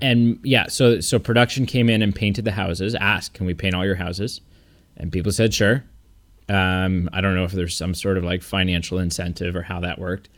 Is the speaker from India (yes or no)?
no; Canada; I'm so Canadian